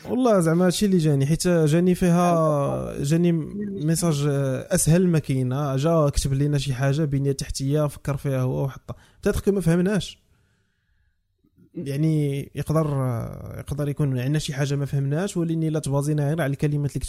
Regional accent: Morocco; خصنا نبداو نديرو كمغاربه

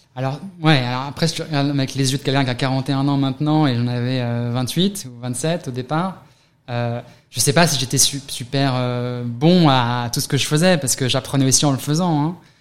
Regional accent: near Paris, Île-de-France, France; moved away as an adult; also born or lived in London, United Kingdom; now in New York, United States; 41 ans, né à côté de Paris, quelques années à Londres, à New York depuis 7 ans

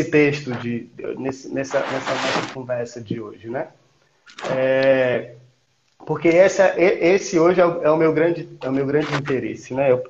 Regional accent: Campo Maior, Piauí, Brazil; also born or lived in Goiás; now in Brasília, Brazil; Eu sou de Campo Maior. É, até para contextualizar. Eu sou nascido no Goiás, {S0} mas hum. me digo, {S1} mas me digo piauiense, né?

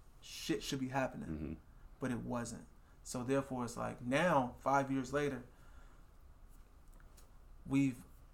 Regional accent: Des Moines, Iowa, United States; People feel like there's a ceiling for Des Moines. I'm from Des Moines, so I can only go so far.

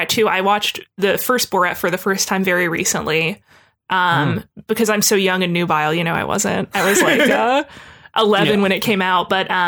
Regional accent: Cincinnati, Ohio, United States; now in Chicago, United States; I moved from my hometown of Cincinnati to the city I'm currently living in, Chicago

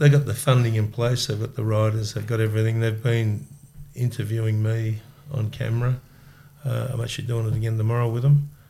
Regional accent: South Melbourne, Victoria, Australia; In South Melbourne.

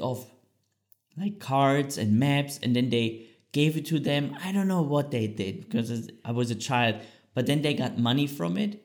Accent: Bad Salzungen, Thuringia, Germany; English is a second language; moved away as an adult; also born or lived in Switzerland; Bad Salzung, what is a small town in Thüringen, very close to Eisenach. So if people know the Wartburg, or where Martin Luther translated the Bible, that's very close where I grew up

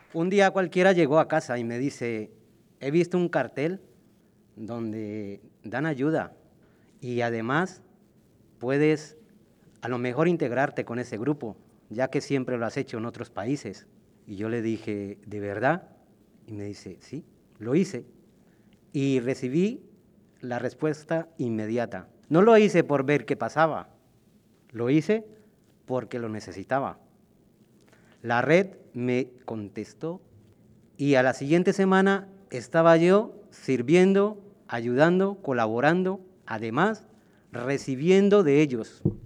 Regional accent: Colombia; also born or lived in Villaverde, Madrid, Spain; now in Madrid, Spain; En mi país

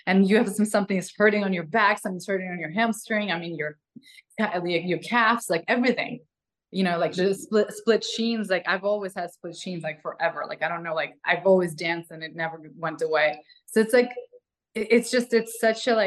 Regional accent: Ukraine; English is a second language; moved away as an adult; now in Los Angeles, United States; I'm a girl from like Ukraine

